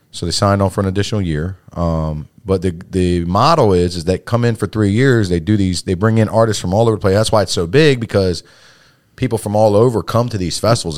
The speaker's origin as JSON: {"language": "English", "town": "Salisbury", "region": "Maryland", "country": "United States", "tie": "born or raised there", "said": "born and raised in Salisbury all my life."}